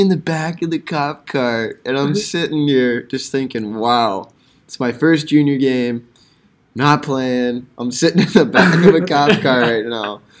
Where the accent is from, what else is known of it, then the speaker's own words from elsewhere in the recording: Utah, United States; I'm from Utah